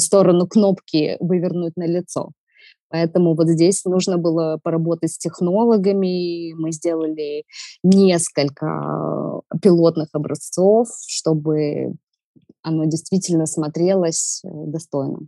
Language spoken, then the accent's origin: Russian; Odesa, Odesa Oblast, Ukraine; Я одесситка с берберскими корнями